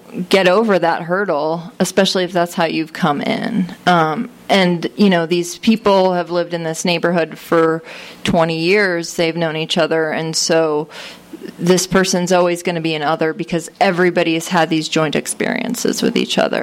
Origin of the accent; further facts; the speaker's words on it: Connecticut, United States; I grew up in Connecticut on the shoreline